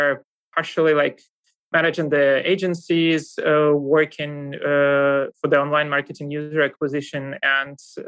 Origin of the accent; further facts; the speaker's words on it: Russia; accent: Russian; English is a second language; moved away as an adult; now in Germany; I come from Russia. You kind of might hear that from my accent as well